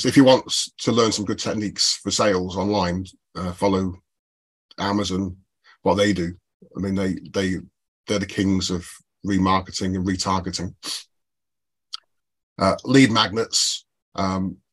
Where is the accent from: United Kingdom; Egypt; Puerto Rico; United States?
United Kingdom; I, being British